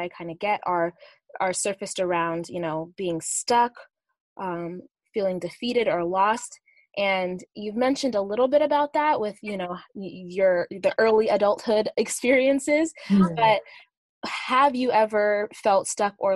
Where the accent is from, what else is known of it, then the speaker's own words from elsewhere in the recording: Uganda; I'm from Uganda